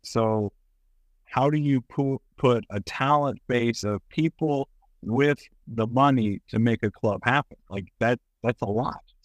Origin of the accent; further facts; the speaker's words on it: Kentucky, United States; I'm from Kentucky. I love Kentucky. It is my home.